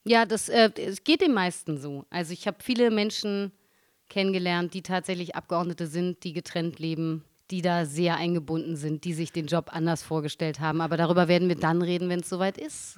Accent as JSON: {"language": "German", "region": "Berlin", "country": "Germany", "tie": "born or raised there", "said": "als Berliner an und für sich kann man nicht hierher kommen, da ist man ja schon"}